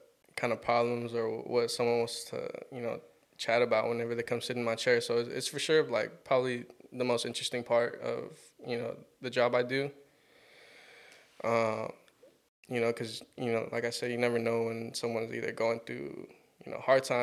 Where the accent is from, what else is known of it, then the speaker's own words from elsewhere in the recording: Torrance, California, United States; also born or lived in Gardena, California / Carson, California; I'll say Torrance. I went to school in Torrance most of my life. Grew up in Gardena, Carson a little bit. But yeah, mostly just Torrance